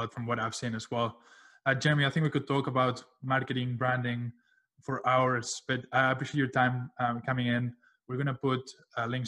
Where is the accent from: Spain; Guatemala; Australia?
Spain; Barcelona, Catalonia; now in Miami, United States; I was raised in Spain. I have dual citizenship, American, Spanish, in Barcelona.